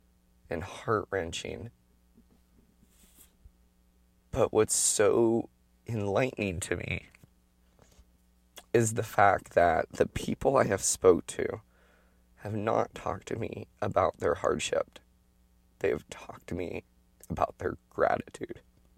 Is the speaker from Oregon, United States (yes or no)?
yes; Oregon, United States; And that's kind of been a normal thing growing up in Oregon.